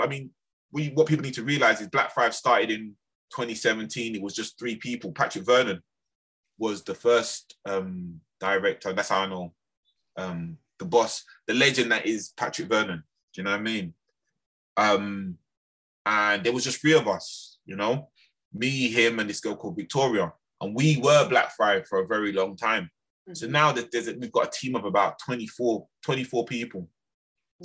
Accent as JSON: {"language": "English", "region": "London", "country": "United Kingdom", "said": "I was from Lambeth"}